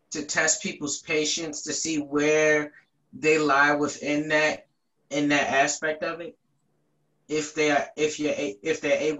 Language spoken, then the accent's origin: English; Baltimore, Maryland, United States; I'm from Baltimore, Maryland.